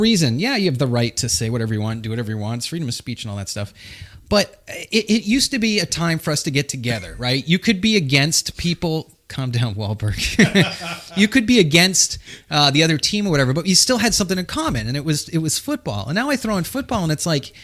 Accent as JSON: {"language": "English", "region": "New England", "country": "United States", "said": "I'm from New England"}